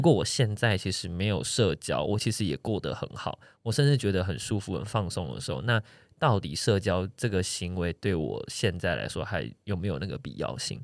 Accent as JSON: {"language": "Chinese", "region": "Taichung", "country": "Taiwan", "tie": "born or raised there", "moved": "yes", "said": "我的老家在台中"}